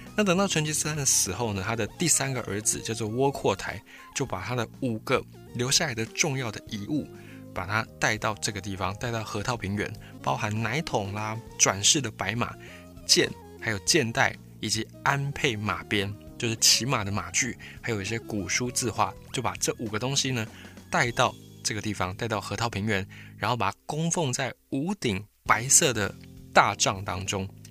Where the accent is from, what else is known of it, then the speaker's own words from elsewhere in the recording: Taiwan; 在台湾的汉人，我们会觉得，哎，台湾就是我们的家乡